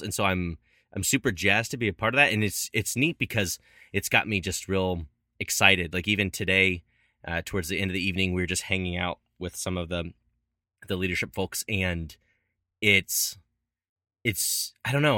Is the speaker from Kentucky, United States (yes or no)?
yes; Louisville, Kentucky, United States; born or raised there; moved away